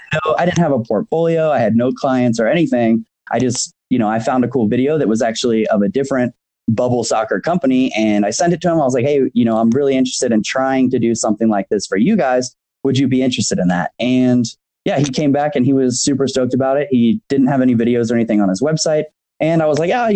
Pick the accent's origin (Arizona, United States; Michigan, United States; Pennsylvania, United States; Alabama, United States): Arizona, United States; Phoenix; now in Lake Tahoe, United States; I grew up in Phoenix